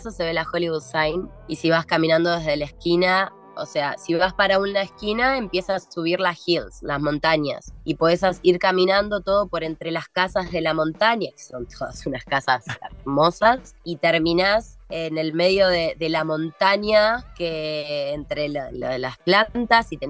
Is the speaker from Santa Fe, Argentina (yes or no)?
no; Morón, Buenos Aires Province, Argentina; now in Los Angeles, United States; Yo sigo siendo esa Argentina bien argenta, pero soy vegana, entonces para mí conseguir acá, ah, claro, mate todos los días, de hecho creo que tomo más mate acá que cuando vivía en Argentina